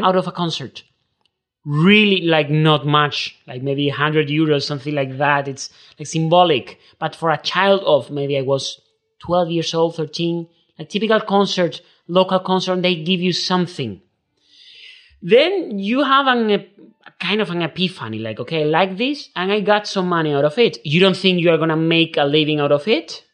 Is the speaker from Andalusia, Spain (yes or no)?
yes; Seville, Andalusia, Spain; English is a second language; I'm from Spain. I'm from Sevilla. I was born in nineteen ninety-three.